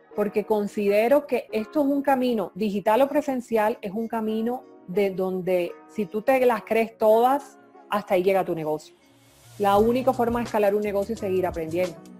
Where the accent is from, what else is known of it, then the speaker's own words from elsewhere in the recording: Colombia; yo soy colombiana, vivo en Colombia